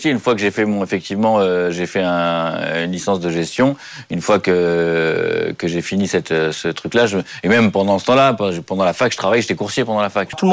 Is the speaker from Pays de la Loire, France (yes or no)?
no; Paris, Île-de-France, France; je suis né à Paris, j'ai jamais bougé de Paris